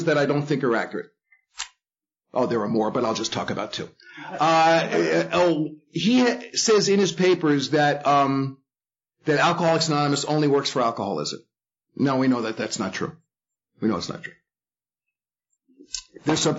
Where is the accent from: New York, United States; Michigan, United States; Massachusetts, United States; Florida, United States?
New York, United States; New York City; I grew up in the Bronx in a Jewish family.